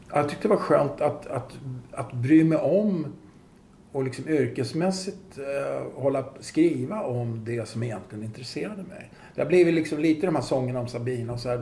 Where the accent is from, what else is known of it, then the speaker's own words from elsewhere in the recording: Stockholm, Stockholm County, Sweden; I Farsta där jag växte upp var det ju väldigt klassblandat